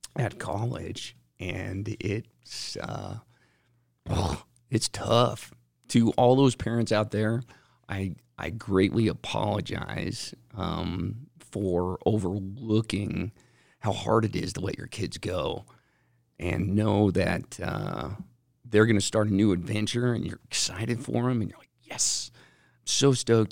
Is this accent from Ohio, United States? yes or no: no; West Valley City, Utah, United States; I grew up in West Valley